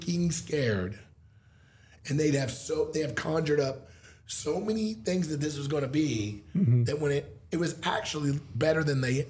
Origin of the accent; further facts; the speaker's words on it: Missouri, United States; moved away; also born or lived in Springfield, Missouri / Columbia, Missouri; I'm from Missouri. I lived in Missouri my whole life